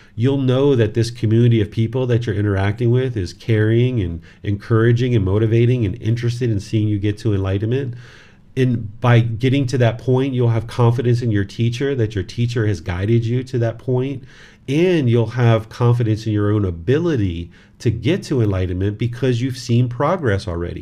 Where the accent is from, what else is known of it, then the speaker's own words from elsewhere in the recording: United States; this body was born in America